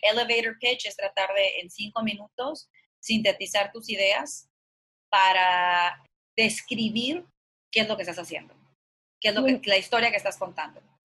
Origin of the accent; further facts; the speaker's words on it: Culiacán, Sinaloa, Mexico; moved away; also born or lived in New York; yo soy de Culiacán, Sinaloa